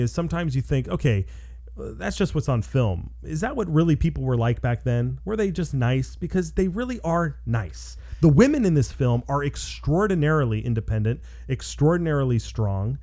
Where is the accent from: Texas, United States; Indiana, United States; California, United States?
California, United States; Los Angeles; I live in Los Angeles. I'm from Los Angeles